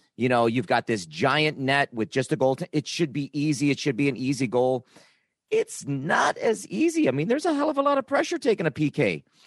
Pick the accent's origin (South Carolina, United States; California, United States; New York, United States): New York, United States; Niagara Falls; I grew up in Niagara Falls